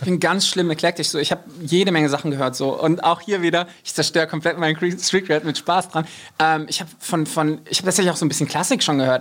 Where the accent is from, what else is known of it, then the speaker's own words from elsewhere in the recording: Rhine-Main area, Germany; im siebten Kreis der Hölle, aber tatsächlich so im Rhein-Main-Gebiet